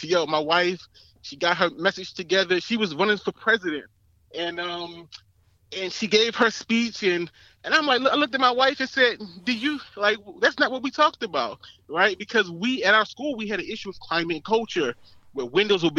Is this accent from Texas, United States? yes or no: no; Baltimore, Maryland, United States; I grew up in Baltimore. Actually, I grew up in the district I'm running in.